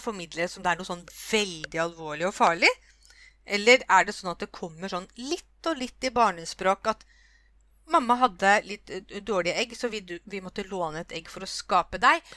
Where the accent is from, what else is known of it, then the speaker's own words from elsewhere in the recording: Norway; jeg kom liksom fra Norge